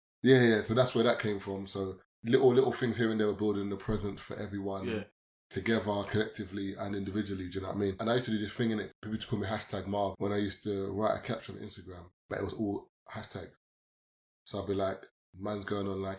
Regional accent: London, United Kingdom; I'm from East, but I went to school in South.

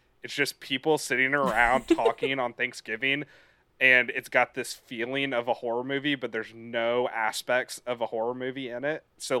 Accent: Texas, United States; as a Texan

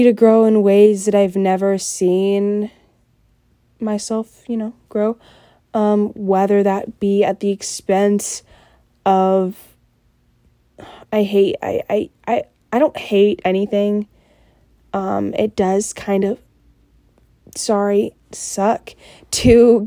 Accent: Simpsonville, Kentucky, United States; I grew up in Simpsonville

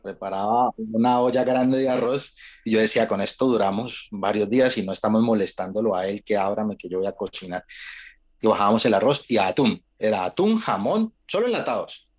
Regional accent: Colombia; moved away as an adult; nosotros somos colombianos

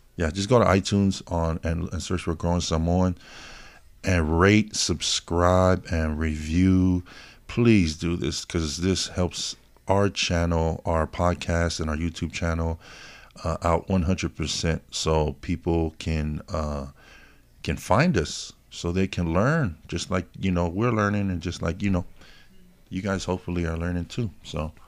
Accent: Hawaii, United States; moved away; I was born in Hawaii

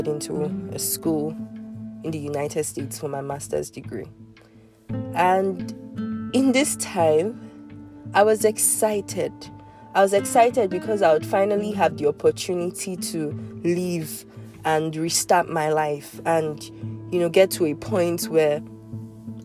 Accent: Nigeria; also born or lived in Lagos, Nigeria / Abuja, Nigeria

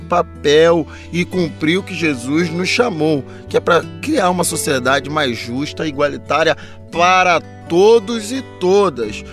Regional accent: Baixada Fluminense, Rio de Janeiro, Brazil; que é lá da minha terra, na Baixada Fluminense do Rio de Janeiro

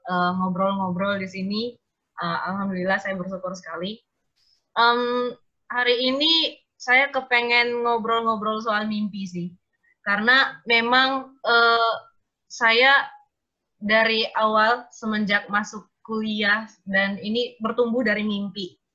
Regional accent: Ruteng, East Nusa Tenggara, Indonesia; dari Ruteng, Manggarai, NTT.

